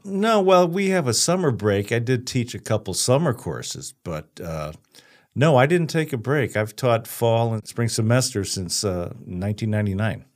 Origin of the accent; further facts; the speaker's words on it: Chicago, Illinois, United States; moved away as an adult; I'm from Chicago. Very blue collar background